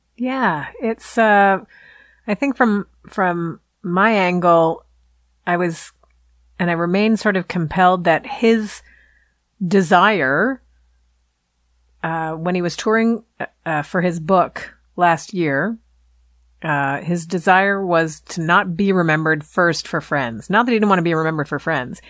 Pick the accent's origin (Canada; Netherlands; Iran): Canada; accent: Canadian; my Canadian accent